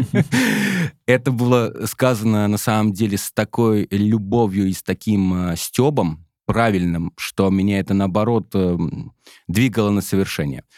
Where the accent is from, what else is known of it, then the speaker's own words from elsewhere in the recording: Smolensk, Smolensk Oblast, Russia; Я сам родом из Смоленска